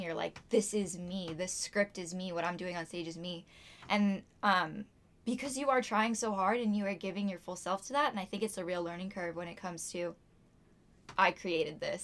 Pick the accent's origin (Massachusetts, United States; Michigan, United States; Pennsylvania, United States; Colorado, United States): Massachusetts, United States; Topsfield; I'm from Topsfield, Massachusetts, and I graduated from Masco in 2019